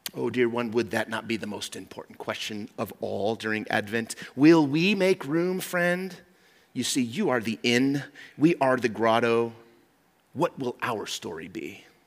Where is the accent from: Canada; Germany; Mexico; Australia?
Mexico; moved away; I grew up in Mexico